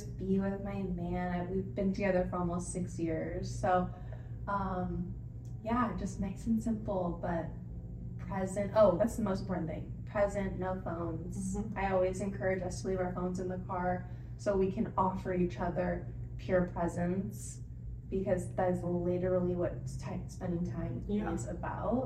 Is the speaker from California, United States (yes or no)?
yes; San Diego, California, United States; moved away as an adult; now in Merced, United States; I'm from San Diego, big city, big soul, just larger than life